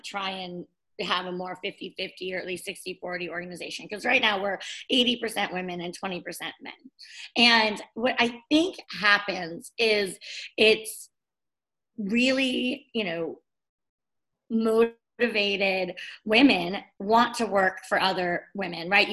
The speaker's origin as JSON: {"language": "English", "area": "Bay Area", "region": "California", "country": "United States", "tie": "born or raised there", "said": "I'm from California. I grew up in the Bay Area"}